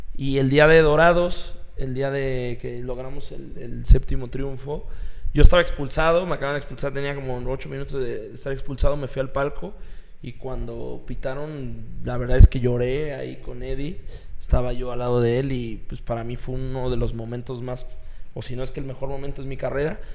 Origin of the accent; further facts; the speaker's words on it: Mexico City, Mexico; moved away; yo soy chilango